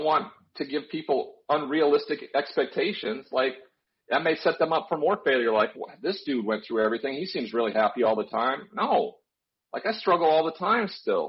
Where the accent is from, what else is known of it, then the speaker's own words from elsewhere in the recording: Montana, United States; I grew up in Montana